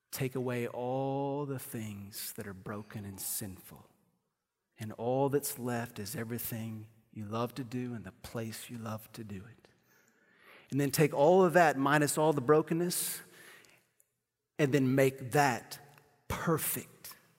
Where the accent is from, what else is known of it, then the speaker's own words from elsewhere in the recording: Amarillo, Texas, United States; also born or lived in Kansas City, Missouri; I was born in Kansas City, Missouri. I lived there till I was nine